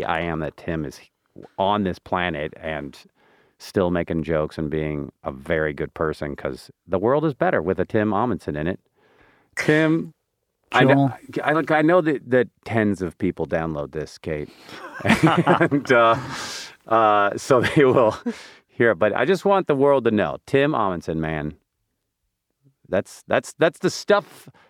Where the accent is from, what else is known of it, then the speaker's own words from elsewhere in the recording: Seattle, Washington, United States; We love each other because we're from Seattle. And we're men.